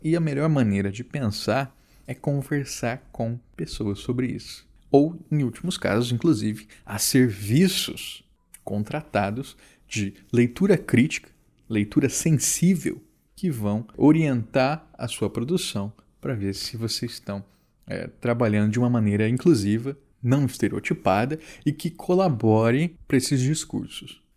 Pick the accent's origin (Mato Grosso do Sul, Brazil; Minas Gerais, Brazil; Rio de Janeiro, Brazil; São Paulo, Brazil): Mato Grosso do Sul, Brazil; Campo Grande; um bar da minha cidade natal, Campo Grande